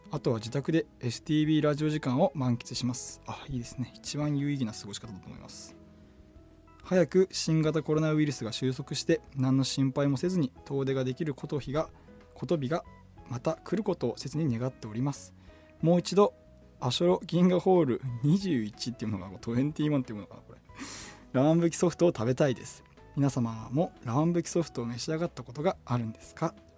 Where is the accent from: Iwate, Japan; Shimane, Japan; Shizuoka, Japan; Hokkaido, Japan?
Hokkaido, Japan; Tokachi; メンバー全員僕と同じ十勝出身です